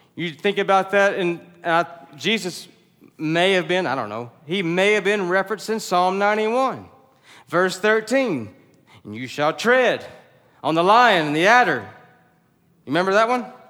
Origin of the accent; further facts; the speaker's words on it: the South, United States; we're from the South